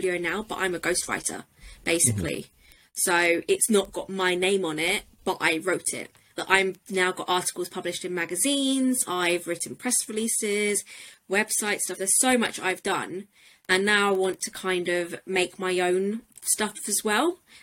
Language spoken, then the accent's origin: English; United Kingdom; being British